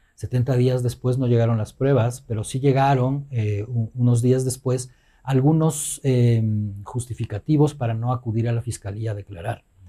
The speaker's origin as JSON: {"language": "Spanish", "country": "Ecuador", "said": "nuestra identidad como ecuatorianos"}